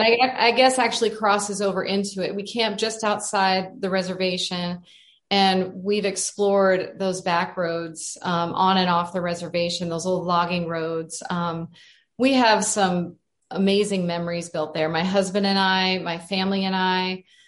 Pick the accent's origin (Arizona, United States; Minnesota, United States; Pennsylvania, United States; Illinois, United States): Arizona, United States; I'm from Arizona and I grew up in this beautiful place.